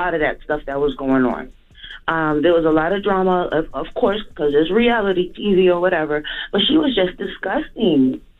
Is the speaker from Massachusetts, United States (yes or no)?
no; New York, United States; I'm from New York. I know what that's like. I know that whole lifestyle.